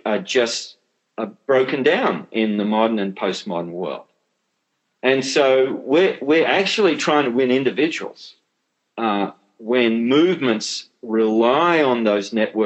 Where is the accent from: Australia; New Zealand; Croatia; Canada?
Australia; as an Australian